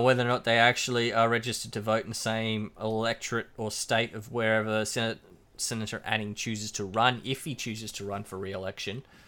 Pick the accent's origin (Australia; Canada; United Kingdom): Australia; Queensland; As much as I love being a Queenslander and being from Queensland